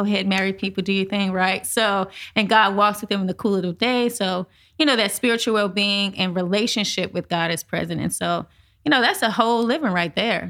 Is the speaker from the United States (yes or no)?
yes; St. Louis, Missouri, United States; I'm born and raised in St. Louis, Missouri, Midwest.